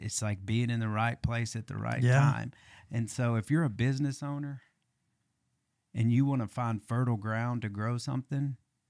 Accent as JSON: {"language": "English", "region": "Arkansas", "country": "United States", "said": "People ask me sometimes, because I'm from Eastern Arkansas or Central Arkansas"}